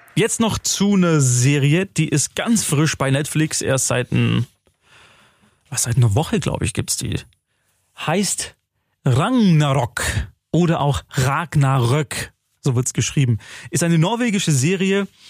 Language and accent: German; Germany; bei uns in Deutschland